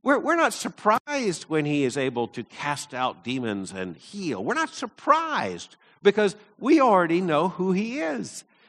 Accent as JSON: {"language": "English", "region": "Deep South", "country": "United States", "tie": "born or raised there", "said": "when I was growing up in the Deep South"}